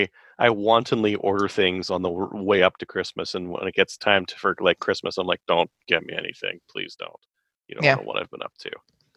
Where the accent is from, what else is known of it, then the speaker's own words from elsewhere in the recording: Georgia, United States; if the Democrats actually win the 2 Senate seats up for grabs in my home state of Georgia.